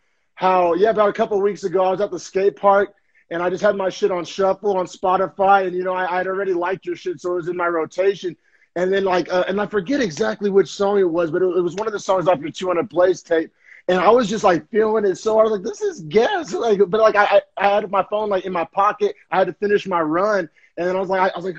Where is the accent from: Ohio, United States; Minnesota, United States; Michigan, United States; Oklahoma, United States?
Oklahoma, United States; moved away as an adult; now in San Jose, United States; We're both originally from Oklahoma, and we both left Oklahoma